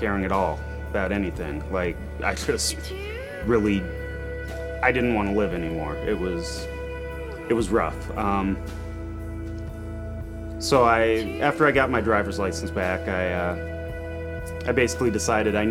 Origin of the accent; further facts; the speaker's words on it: Montana, United States; moved away as an adult; also born or lived in Portland; I grew up in Montana with a Christian family